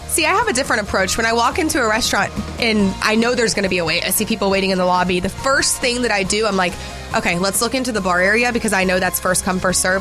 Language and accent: English; Jefferson, Georgia, United States; growing up in Jefferson, we don't have like an Outback